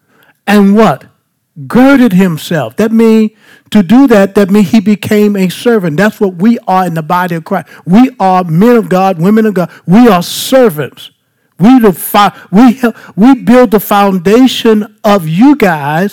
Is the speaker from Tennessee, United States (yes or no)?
no; Baton Rouge, Louisiana, United States; I'm just from South Baton Rouge